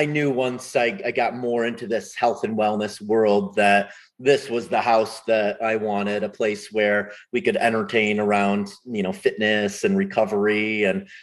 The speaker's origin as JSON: {"language": "English", "area": "the Northeast on Lake Ontario", "region": "New York", "country": "United States", "tie": "born or raised there", "moved": "yes", "lives_now": "Denver, United States", "said": "I grew up in the Northeast on Lake Ontario"}